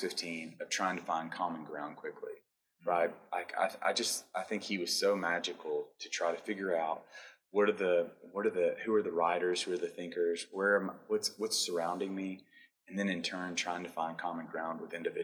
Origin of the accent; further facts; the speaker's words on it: Clarksville, Tennessee, United States; moved away; that has left Clarksville, Montgomery County